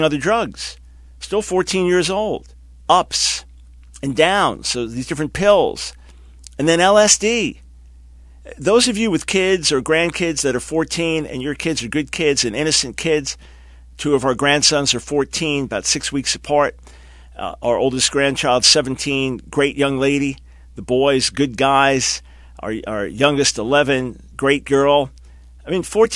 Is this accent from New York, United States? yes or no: yes; New York City and Long Island, United States; born and raised in New York City and Long Island